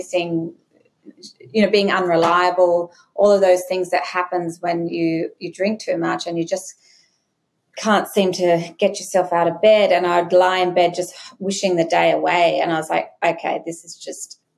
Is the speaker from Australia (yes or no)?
yes; Brisbane, Queensland, Australia; Growing up in Brisbane in the 90s